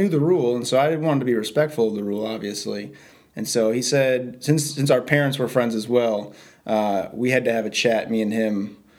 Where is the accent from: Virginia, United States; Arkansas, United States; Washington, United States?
Virginia, United States; Stafford; also born or lived in Southern California / Northern California / Japan; So I was born in Southern California, and then after about a year, we moved to Stafford, and then moved to Northern California, and then back to Stafford, and then 2 years in Japan, and then back to Stafford.